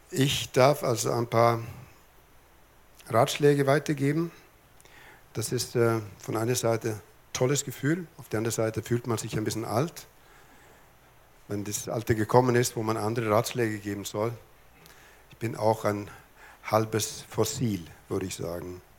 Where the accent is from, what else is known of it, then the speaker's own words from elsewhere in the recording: Lapland, Sweden; born there; Ich bin oben in Lappland geboren. In Lappland spricht man nicht so viel, die haben die Sprache auf Energiesparmodus geschaltet.